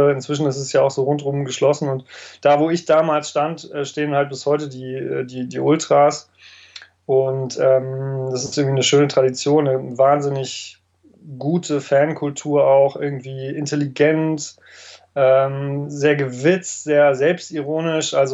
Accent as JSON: {"language": "German", "town": "Werther", "region": "North Rhine-Westphalia", "country": "Germany", "tie": "born or raised there", "said": "ich bin gebürtiger äh, Ostwestfale, äh, geboren und aufgewachsen äh, in einem Vorort, ähm, der Werther heißt"}